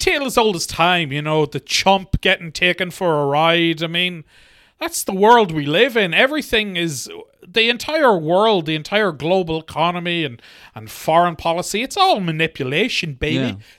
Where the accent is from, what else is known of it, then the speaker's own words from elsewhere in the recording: New York, United States; I'm a New Yorker. Fuck Jersey.